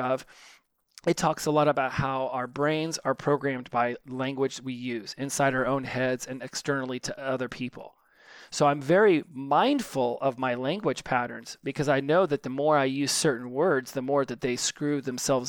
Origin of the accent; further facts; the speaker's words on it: United States; I'm a tall, straight, white, American male